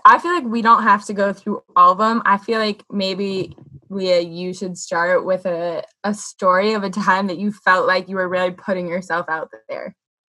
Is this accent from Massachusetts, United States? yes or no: yes; Massachusetts, United States; now in New York City, United States; I'm from little Massachusetts, and That's as cool as it gets, folks. I live in a town with one stoplight